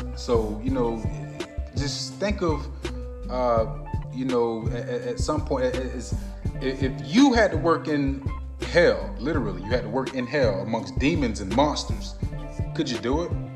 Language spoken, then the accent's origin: English; Orlando, Florida, United States; also born or lived in Plant City, Florida; I'm from Plant City. Like I'm, I'm from Orlando, but I, I was born in, in America